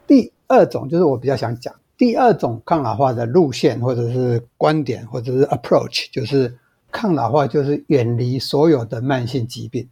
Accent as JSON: {"language": "Chinese", "country": "Taiwan", "said": "我们台湾人"}